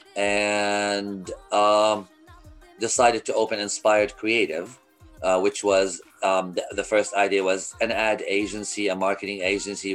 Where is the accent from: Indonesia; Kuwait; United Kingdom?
Kuwait; moved away as an adult; also born or lived in Lebanon; now in Canada; I was born in Kuwait